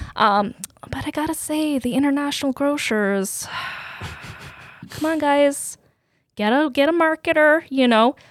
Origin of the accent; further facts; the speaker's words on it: Canada; also born or lived in Serbia; I had such a great upbringing being an immigrant in Canada